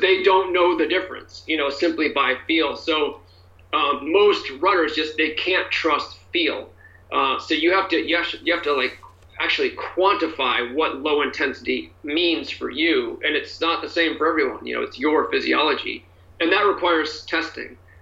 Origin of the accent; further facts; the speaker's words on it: New Hampshire, United States; now in California, United States; I grew up mostly in New Hampshire, um, an East Coaster.